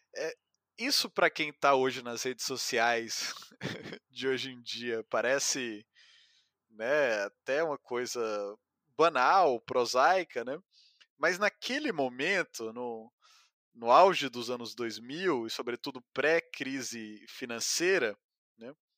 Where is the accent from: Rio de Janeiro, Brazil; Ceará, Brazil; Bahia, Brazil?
Ceará, Brazil; moved away; also born or lived in São Paulo; sou cearense